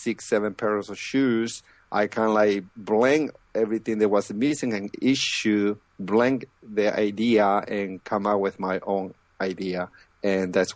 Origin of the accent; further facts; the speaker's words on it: Lima, Peru; moved away as an adult; now in United States; I'm originally from Peru, the capital of, you know, Lima, and I moved to the States